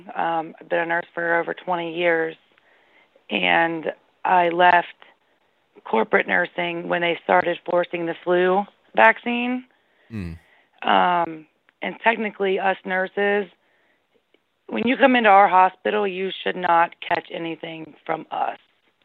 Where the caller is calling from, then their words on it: Ohio, United States; I'm calling from Ohio.